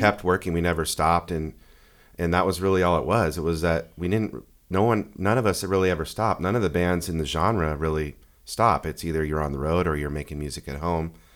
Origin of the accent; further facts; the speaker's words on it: Bay Area, Northern California, United States; also born or lived in San Diego, California; I was born and raised in the Bay Area, um, of Northern California and moved down to San Diego in nineteen ninety-four to go to San Diego State